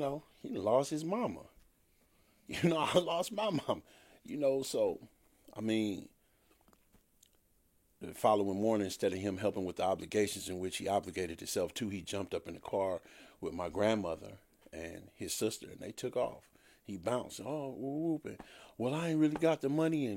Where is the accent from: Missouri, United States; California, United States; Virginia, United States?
California, United States; Compton; also born or lived in Chicago, Illinois; I was raised in Compton